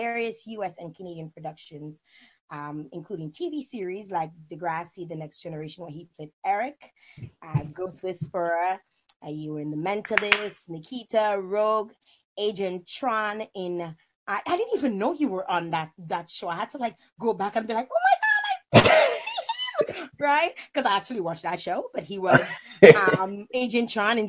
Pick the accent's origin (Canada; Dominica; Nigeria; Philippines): Dominica; I'm Dominican.